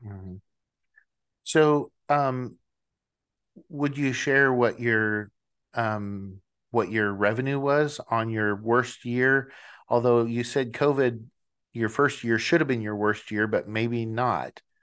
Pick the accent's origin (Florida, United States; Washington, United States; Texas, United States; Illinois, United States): Washington, United States; moved away; I am originally from Washington State